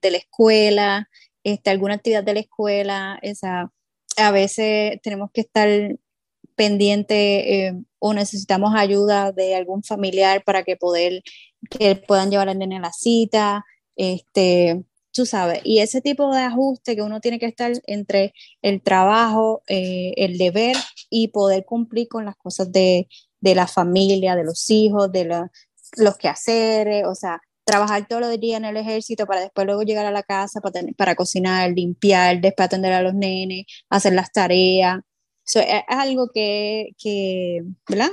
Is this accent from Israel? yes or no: no; Puerto Rico; Nosotras como mujeres y como boricuas y, puertorriqueñas